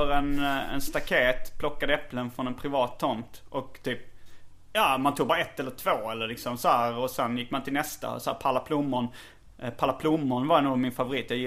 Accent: Småland, Sweden; accent: Småland dialect; det är småländska. Jag har småländska. Jag har en uh, småländsk dialekt också.

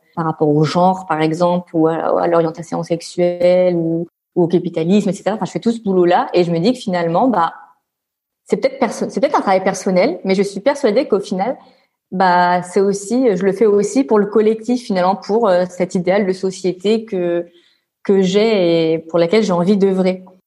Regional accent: Réunion; also born or lived in France; now in Brussels, Belgium; je suis l'île de la Réunion

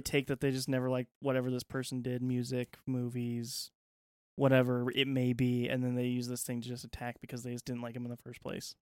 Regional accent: United States; as an American

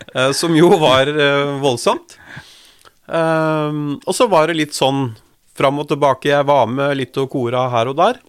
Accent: Drammen, Buskerud, Norway; jeg er født og oppvokst i Drammen.

